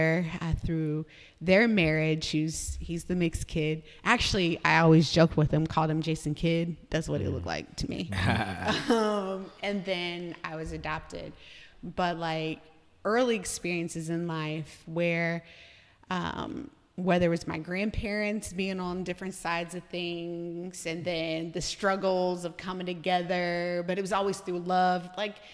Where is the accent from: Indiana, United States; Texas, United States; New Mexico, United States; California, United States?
Indiana, United States; Noblesville; I grew up in Noblesville